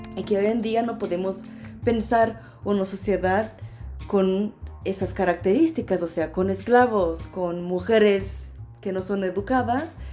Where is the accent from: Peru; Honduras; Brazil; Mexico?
Brazil; moved away; also born or lived in Coimbra, Portugal; vengo de Brasil